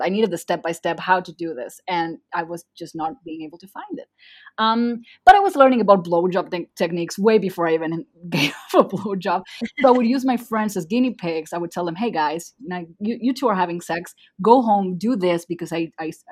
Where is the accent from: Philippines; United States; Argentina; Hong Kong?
Argentina; first language Spanish; English is a second language; I'm from Argentina.